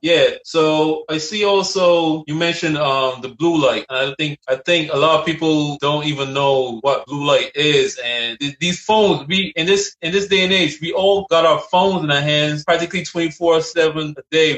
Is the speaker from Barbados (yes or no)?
yes; Barbados; moved away; where I'm from, I'm from Barbados